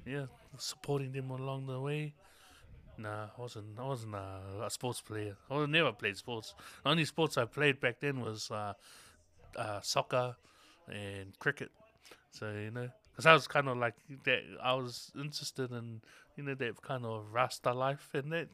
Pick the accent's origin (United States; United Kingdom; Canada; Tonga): Tonga; born in Tonga, born and raised in Tonga